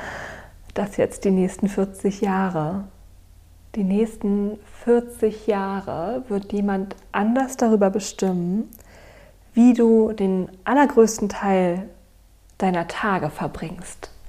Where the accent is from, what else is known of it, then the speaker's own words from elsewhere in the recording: Berlin, Germany; also born or lived in Cologne; also ich habe in Köln studiert, ich bin wieder zurück nach Berlin gegangen in meine Mutterstadt, in meiner Heimat